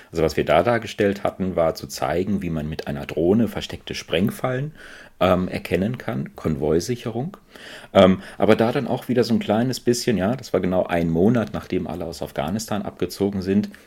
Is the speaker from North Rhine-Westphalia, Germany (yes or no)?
yes; Paderborn, North Rhine-Westphalia, Germany; Ähm, ich komme ursprünglich aus, aus Paderborn, ähm, bin dann fürs Studium nach Aachen gegangen